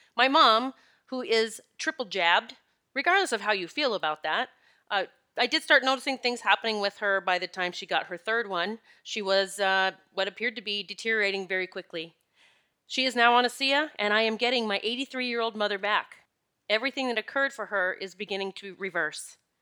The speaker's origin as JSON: {"language": "English", "region": "Pennsylvania", "country": "United States", "said": "I'm from Pennsylvania"}